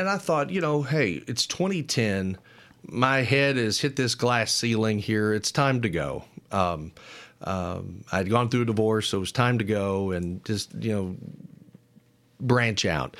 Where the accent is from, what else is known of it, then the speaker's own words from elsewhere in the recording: Louisville, Kentucky, United States; moved away as an adult; also born or lived in Hazard, Kentucky / Knott County, Kentucky / Morehead, Kentucky; now in Lexington, United States; I grew up in Louisville, played ball at Moorhead